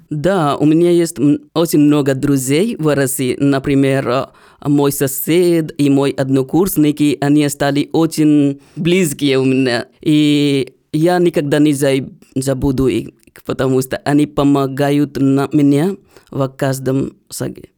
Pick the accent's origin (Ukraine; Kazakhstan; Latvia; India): India; Bodh Gaya, Bihar; Russian is a second language; now in Russia; я из Индии, и вы будете удивлены, узнав, что я из того города, где Будда стал просветленным. И вот поэтому город получил свое название в честь Будды, и сейчас мы называем этот город Бодгая